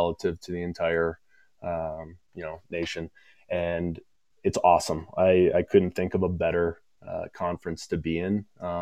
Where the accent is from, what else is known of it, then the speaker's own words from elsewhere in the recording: Grand Rapids, Michigan, United States; I grew up in Grand Rapids